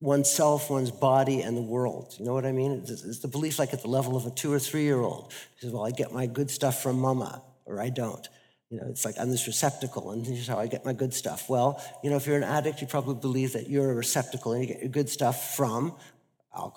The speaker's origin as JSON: {"language": "English", "country": "Canada", "moved": "yes", "lives_now": "Netherlands", "said": "I'm a Canadian living in the Netherlands who just arrived in England"}